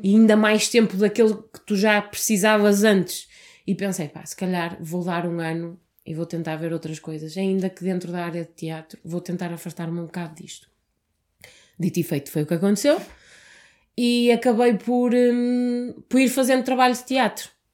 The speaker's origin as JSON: {"language": "Portuguese", "town": "Porto", "region": "Norte", "country": "Portugal", "said": "Eu sou mesmo, sou mesmo do Porto."}